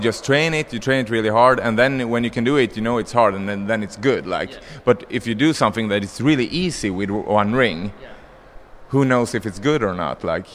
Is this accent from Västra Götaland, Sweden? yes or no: no; Stockholm, Stockholm County, Sweden; I'm from Stockholm, yeah. Sweden, Stockholm.